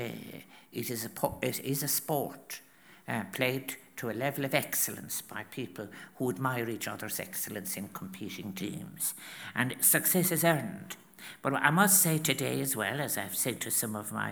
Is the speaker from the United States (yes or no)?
no; County Clare, Munster, Ireland; moved away as an adult; also born or lived in Limerick / Galway; I was born in Limerick, as you know, and then I was reared 14 miles out in County Clare. And then I moved when I was 19 to Galway.